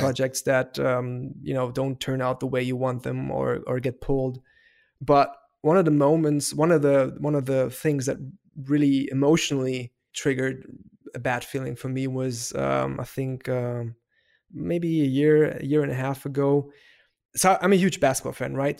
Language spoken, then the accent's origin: English; Heidelberg, Baden-Württemberg, Germany; first language German; English is a second language; I was raised in Heidelberg, so that's in southern part of Germany